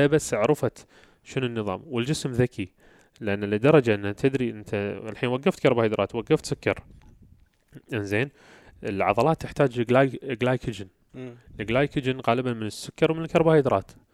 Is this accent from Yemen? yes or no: no; Kuwait; احنا عندنا بالكويت